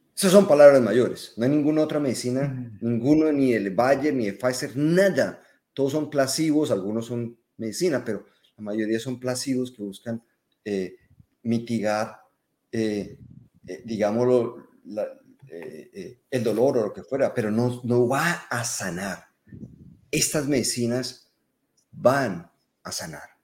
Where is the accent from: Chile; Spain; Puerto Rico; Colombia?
Colombia; accent: Colombian; yo soy colombiano, por el acento es fácil distinguir